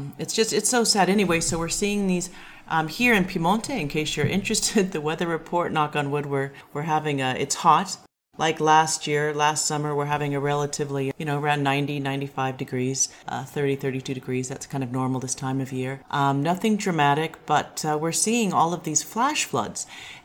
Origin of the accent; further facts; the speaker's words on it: Seattle, Washington, United States; also born or lived in California; I'm from California, but I grew up in Seattle